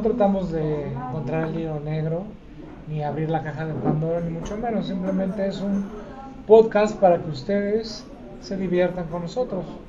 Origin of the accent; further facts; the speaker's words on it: Mexico City, Mexico; moved away as an adult; now in Aguascalientes, Mexico; Nací en Tlatelolco